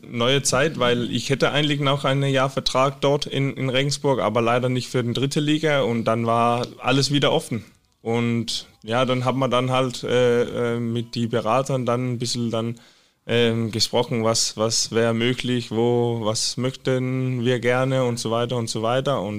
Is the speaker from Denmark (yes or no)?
yes; Skive, Central Denmark Region, Denmark; German is a second language; Ja, in Skive. Ich bin in Skive geboren. Das ist so in Midtjylland.